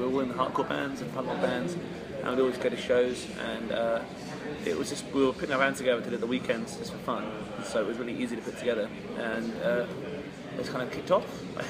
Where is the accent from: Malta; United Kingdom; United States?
United Kingdom; Southampton, South East England